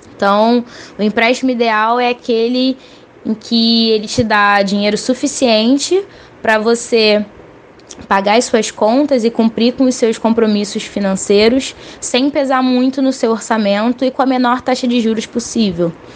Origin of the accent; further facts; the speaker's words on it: Rio de Janeiro, Brazil; sou carioca, de 24 anos